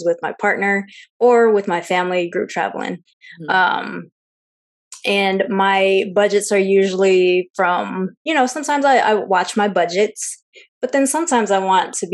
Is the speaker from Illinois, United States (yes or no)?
no; Seattle, Washington, United States; I'm full Chinese, but I'm Chinese American, born and raised in Seattle.